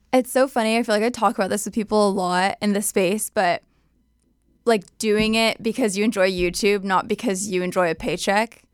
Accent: Southern California, United States; also born or lived in San Diego / Bakersfield / Escondido; NorCal born, SoCal raised

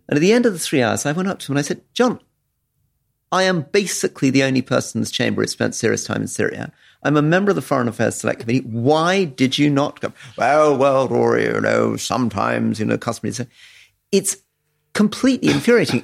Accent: London, United Kingdom; when I was growing up in London

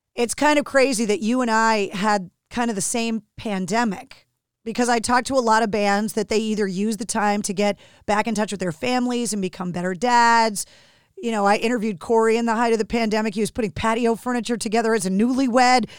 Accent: New England, United States; growing up in New England, I'm very spoiled

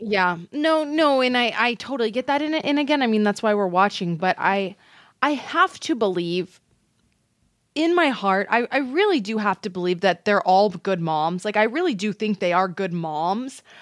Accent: Texas, United States; I'm from Texas

